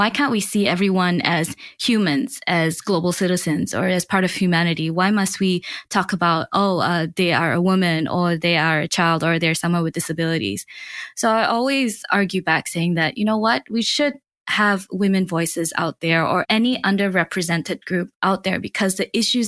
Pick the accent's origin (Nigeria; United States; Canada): Canada; moved away; I was raised in Canada too when I was younger